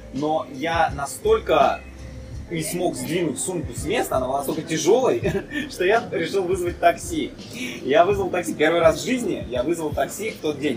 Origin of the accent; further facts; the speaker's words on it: Russia; я хоть на, наполовину болгарин, но я, так как я вырос большую часть в России, я всегда считал себя, что, что я русский